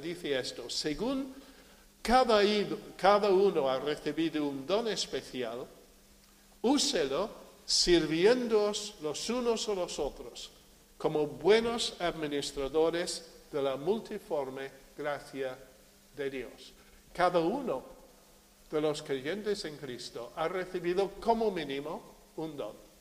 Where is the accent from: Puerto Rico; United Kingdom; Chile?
United Kingdom; also born or lived in Marín, Spain; now in Spain; Yo soy británico